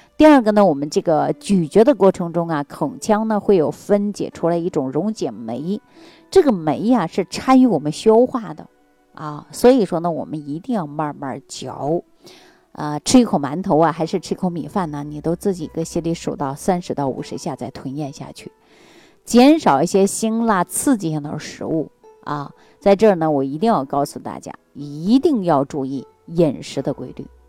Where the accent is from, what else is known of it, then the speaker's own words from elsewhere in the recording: China; 这就是我们中国人重要的一个特征啊